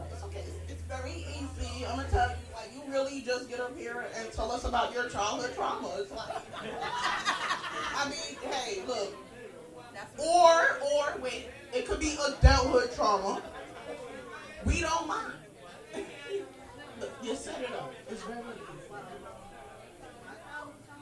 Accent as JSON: {"language": "English", "region": "New York", "country": "United States", "tie": "born or raised there", "said": "I got to see the diversity that I missed about my hometown"}